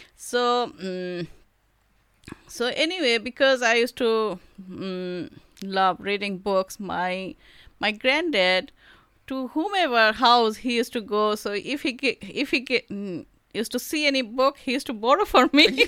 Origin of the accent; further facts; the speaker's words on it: Shillong, Meghalaya, India; first language Bengali; English is a second language; moved away as an adult; now in Whangarei, New Zealand; was born and brought up in Shillong